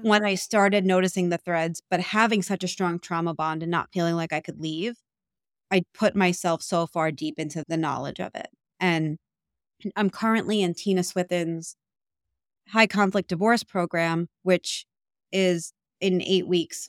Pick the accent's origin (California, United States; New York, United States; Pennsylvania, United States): New York, United States; I'm from New York, so it's, like, a very loud